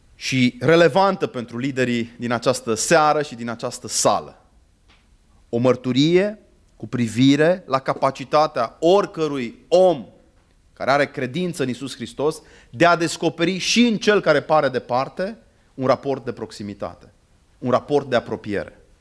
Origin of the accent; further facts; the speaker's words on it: Arad, Arad County, Romania; moved away; also born or lived in Târnova / Cluj-Napoca / London; am copilărit la Arad